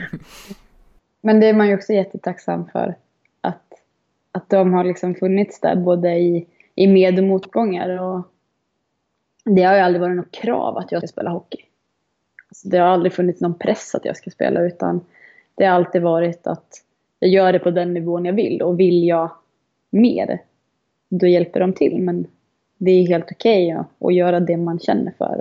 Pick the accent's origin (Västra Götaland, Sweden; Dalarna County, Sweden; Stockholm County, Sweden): Dalarna County, Sweden; Malung; jag är uppvuxen i Malung